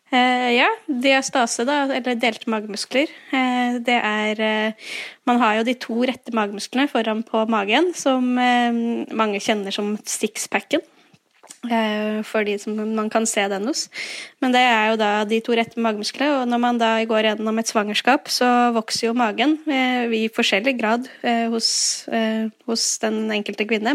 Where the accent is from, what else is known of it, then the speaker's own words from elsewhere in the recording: Fredrikstad, Østfold, Norway; now in Nøtterøy, Norway; Jeg er fra Fredrikstad